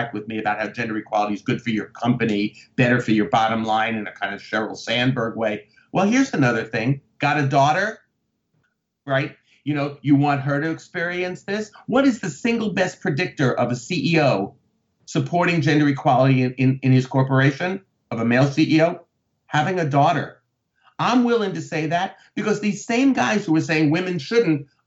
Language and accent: English; United States; being an American